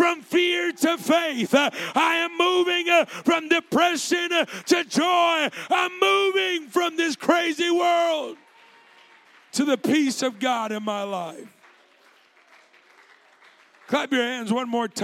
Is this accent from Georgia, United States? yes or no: no; California, United States; moved away as an adult; now in Missouri, United States; I grew up in California